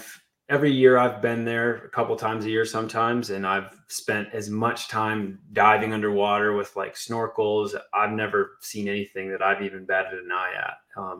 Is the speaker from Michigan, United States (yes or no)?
yes; Flint, Michigan, United States; moved away as an adult; now in St. George, United States; I'm from Michigan originally, but I've spent very little time there since I've left when I was 19.